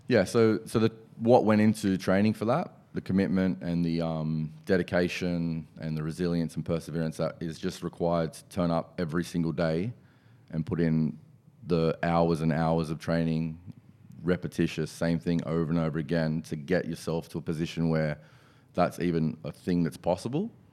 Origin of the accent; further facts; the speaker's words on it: Penrith, New South Wales, Australia; also born or lived in Hills District, Sydney; I was, um, born and bred in Penrith